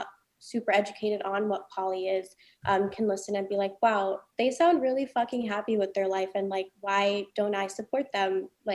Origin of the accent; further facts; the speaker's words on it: Los Angeles, California, United States; I was literally born and raised on Sunset Boulevard within this community.